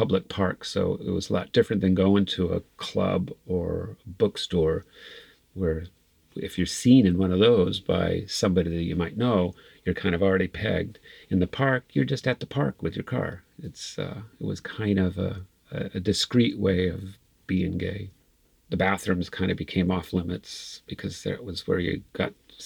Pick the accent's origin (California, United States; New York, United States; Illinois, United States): California, United States; Santee; I grew up in Santee